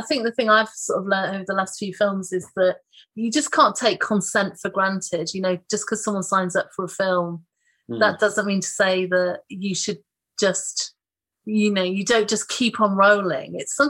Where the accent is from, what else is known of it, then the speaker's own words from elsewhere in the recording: Teesside, North East England, United Kingdom; moved away; I grew up in Teesside